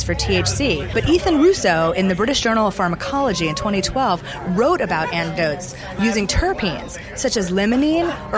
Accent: Charleston, South Carolina, United States; moved away; I'm from the South, from Charleston

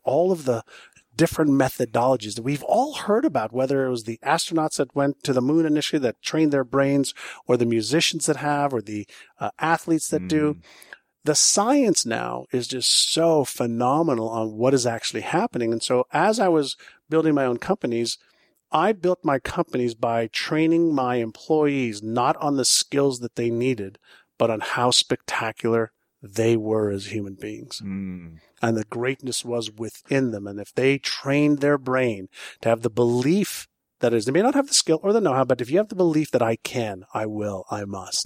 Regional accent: Montreal, Quebec, Canada; first language Hebrew; English is a second language; moved away as an adult; also born or lived in Israel / Toronto; when I was um, five, six, seven years old, I moved from Israel to Montreal. I mm. spoke Hebrew, but not English or French.

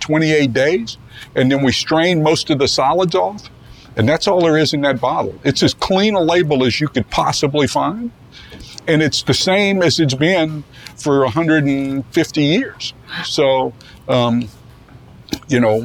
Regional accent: New Orleans, Louisiana, United States; moved away as an adult; also born or lived in Avery Island, Louisiana; I grew up in New Orleans all winter and all summer at Avery Island.

